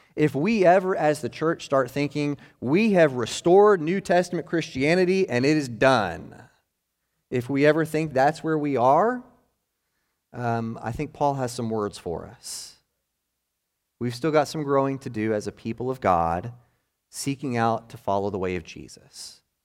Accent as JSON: {"language": "English", "town": "Maryville", "region": "Tennessee", "country": "United States", "tie": "born or raised there", "said": "the church that I was born into up in Maryville, Tennessee"}